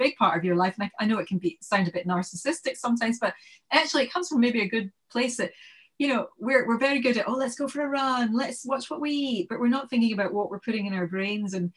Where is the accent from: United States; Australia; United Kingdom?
United Kingdom; Glasgow, Scotland; moved away as an adult; also born or lived in Bristol / London; I was born in Bristol because I was adopted, and then I came to Glasgow when I was weeks old, and then most of my life's been in Glasgow, and then I went down to London when I got married